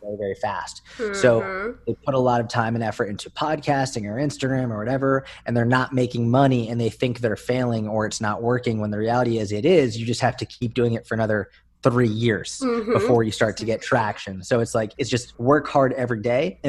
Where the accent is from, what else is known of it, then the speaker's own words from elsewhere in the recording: Boston, Massachusetts, United States; now in New York City, United States; I grew up in Boston, and now I live in New York City